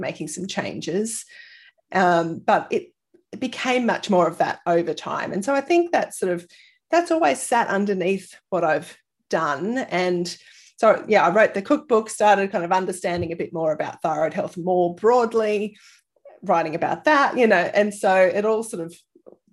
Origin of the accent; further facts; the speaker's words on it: Sydney, New South Wales, Australia; moved away as an adult; now in Brisbane, Australia; I actually grew up in Sydney